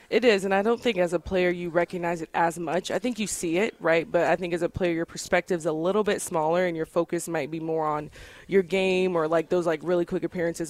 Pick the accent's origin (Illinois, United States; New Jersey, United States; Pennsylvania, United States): Illinois, United States; Bolingbrook; moved away as an adult; now in Connecticut, United States; I grew up in um, Bolingbrook, Illinois. It's a suburb of Chicago.